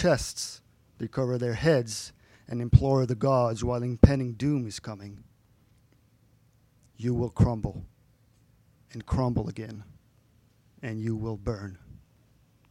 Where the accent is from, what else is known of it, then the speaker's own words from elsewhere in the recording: France; moved away; my hometown back in France is thought to have been founded like between 2000 and 500 BC.